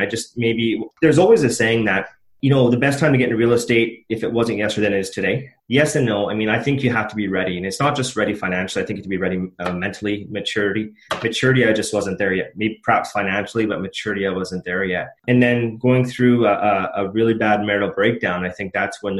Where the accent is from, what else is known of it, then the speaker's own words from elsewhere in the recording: Edmonton, Alberta, Canada; I was born and raised in Edmonton.